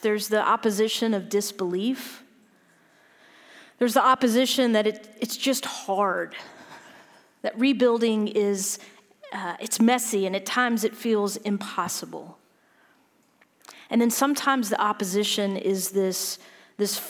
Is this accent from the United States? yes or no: yes; Louisiana, United States; I'm from Louisiana